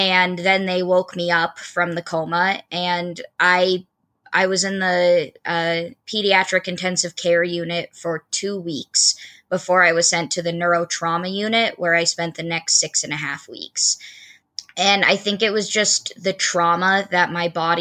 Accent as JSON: {"language": "English", "town": "Port Angeles", "region": "Washington", "country": "United States", "said": "I'm originally from Northwest Washington, a small town called Port Angeles"}